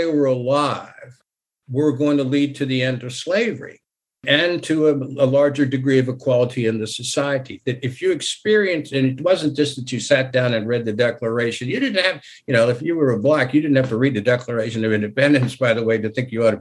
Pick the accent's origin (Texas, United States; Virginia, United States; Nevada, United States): Virginia, United States; moved away; I'm from Virginia originally